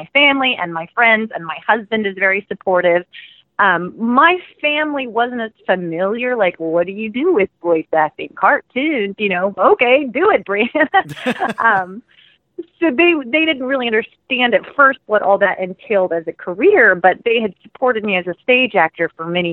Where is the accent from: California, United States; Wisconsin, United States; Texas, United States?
Texas, United States; Houston; moved away as an adult; now in Dallas, United States; Originally, I'm from Houston